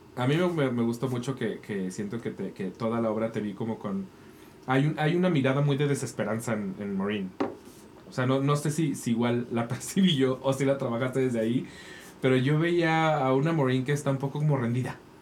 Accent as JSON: {"language": "Spanish", "country": "Mexico", "said": "nosotros como mexicanos"}